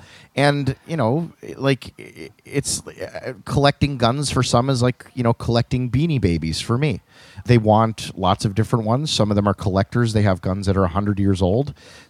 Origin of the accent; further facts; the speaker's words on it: Wales, United Kingdom; Like, I feel like being Welsh is just being disappointed all the time.